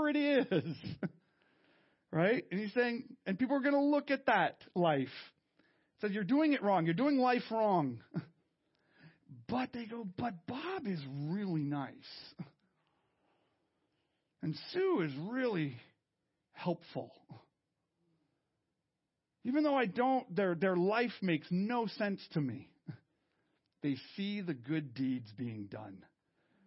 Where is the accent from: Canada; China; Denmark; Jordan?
Canada; I'm French Canadian